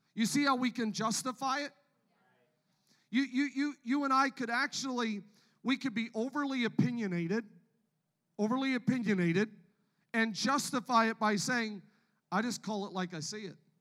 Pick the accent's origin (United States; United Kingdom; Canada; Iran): Canada; I, am from Canada, born and raised in Canada